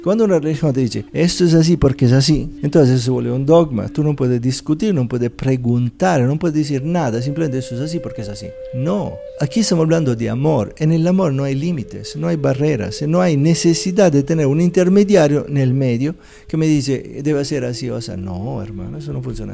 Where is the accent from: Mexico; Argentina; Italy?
Italy; Spanish is a second language; moved away as an adult; also born or lived in India / Philippines / Southeast Asia / United States; now in Medellín, Colombia; nací en Italia hace 60 años